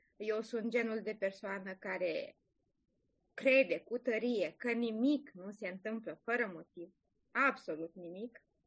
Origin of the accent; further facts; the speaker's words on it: Romania; moved away as an adult; now in Ireland; eu sunt foarte mândră că sunt româncă